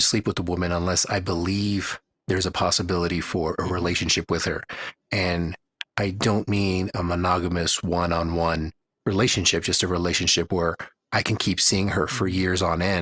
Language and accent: English; Houston, Texas, United States; moved away as an adult; now in Reno, United States; the lack of food variety that I'm used to from having been or growing up in Houston.